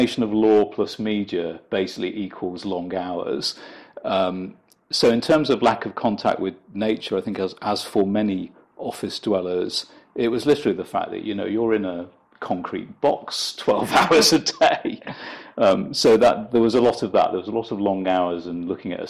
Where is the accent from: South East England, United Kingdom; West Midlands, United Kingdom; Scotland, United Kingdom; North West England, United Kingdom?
North West England, United Kingdom; Blundell Sands; moved away; also born or lived in London; I actually grew up in a little town called Blundell Sands, which is on the estuary of the River Mersey.